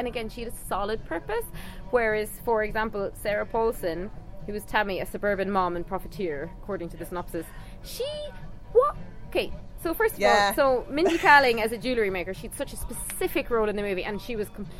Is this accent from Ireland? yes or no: yes; Cork, Munster, Ireland; I'm from Cork, and both of Hannah's parents are from Cork, so we're authorities on a Cork accent